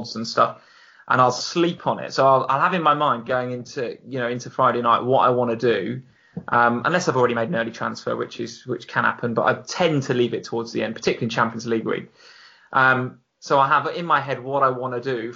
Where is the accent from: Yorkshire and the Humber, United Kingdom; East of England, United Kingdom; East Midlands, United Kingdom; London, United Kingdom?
East of England, United Kingdom; Hertfordshire; growing up in Hertfordshire